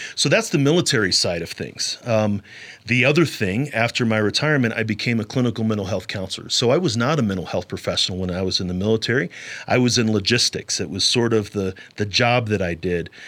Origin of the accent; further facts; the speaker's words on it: St. Louis, Missouri, United States; moved away as an adult; now in Colorado, United States; I'm originally from Saint Louis, Missouri, and I joined the military a week after I graduated high school